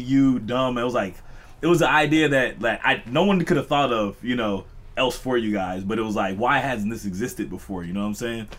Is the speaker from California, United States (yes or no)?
yes; Los Angeles, California, United States; I'm from Western and 57.